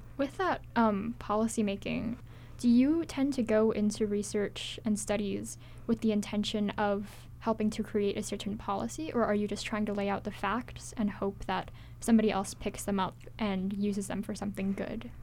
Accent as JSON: {"language": "English", "region": "Hawaii", "country": "United States", "tie": "born or raised there", "said": "growing up in Hawaii"}